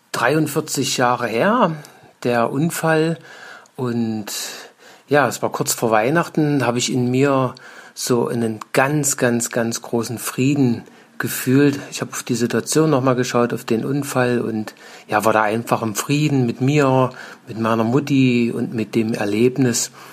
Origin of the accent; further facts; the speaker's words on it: East Germany, Germany; Also ich bin ja auch in der DDR groß geworden.